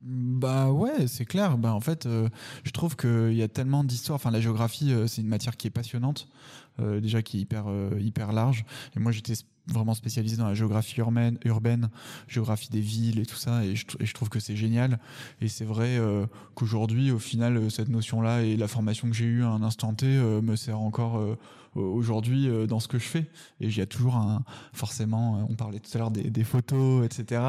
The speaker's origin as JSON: {"language": "French", "town": "Paris", "region": "Île-de-France", "country": "France", "tie": "born or raised there", "also_born_or_lived": "Salamanca", "said": "j'étais à Paris, j'étais parisien déjà, je suis né à Paris"}